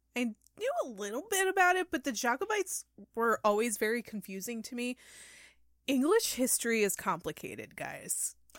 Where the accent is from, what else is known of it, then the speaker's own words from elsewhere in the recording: New York, United States; we're Americans from New York